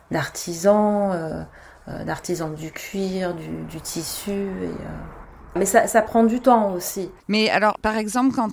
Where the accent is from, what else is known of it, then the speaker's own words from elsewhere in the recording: France; moved away as an adult; also born or lived in Hong Kong / Singapore; t'arrives en tant que Française